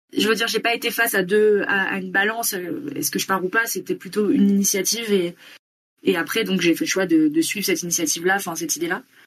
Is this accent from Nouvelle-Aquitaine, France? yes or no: yes; near Bordeaux, Nouvelle-Aquitaine, France; moved away as an adult; now in Bogotá, Colombia; je suis originaire de Bordeaux, enfin à côté de Bordeaux, où j'ai grandi, j'ai resté jusqu'à 20 ans. et maintenant, j'habite depuis un peu plus d'un an et demi à Bogota en Colombie